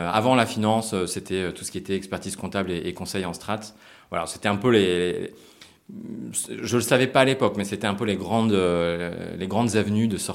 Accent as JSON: {"language": "French", "country": "Japan", "tie": "born or raised there", "also_born_or_lived": "United States", "said": "Moi, j'ai grandi beaucoup à l'étranger. Je suis né aux États-Unis, j'ai grandi au Japon aussi, et je voulais aussi retrouver un côté international."}